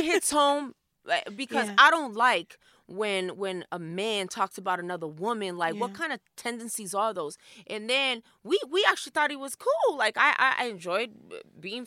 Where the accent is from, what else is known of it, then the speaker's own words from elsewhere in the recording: Los Angeles, California, United States; I'm from South Central